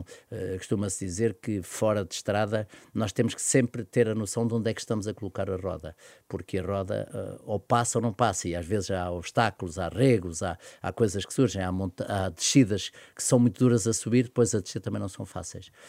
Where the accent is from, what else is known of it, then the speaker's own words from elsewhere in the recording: Pontével, Lisbon, Portugal; doei o meu espólio à Junta de Freguesia de Pontevel, que é a minha terra